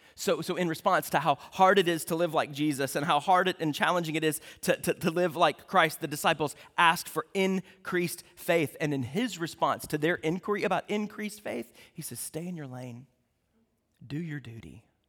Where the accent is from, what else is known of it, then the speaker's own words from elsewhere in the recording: United States; because we're American